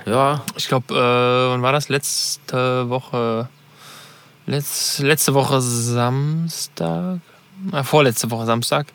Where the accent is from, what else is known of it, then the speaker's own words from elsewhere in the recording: Cologne, North Rhine-Westphalia, Germany; Kölner, sage ich jetzt mal, als Deutscher